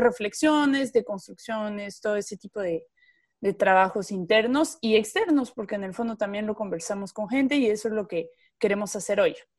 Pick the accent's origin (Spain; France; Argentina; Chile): France; moved away; como francesa